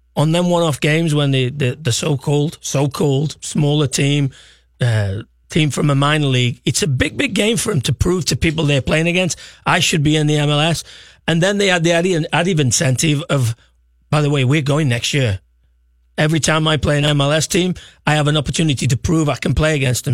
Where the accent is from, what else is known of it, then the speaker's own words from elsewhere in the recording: Stoke-on-Trent, West Midlands, United Kingdom; moved away; I'm not from Liverpool. I'm from Stoke.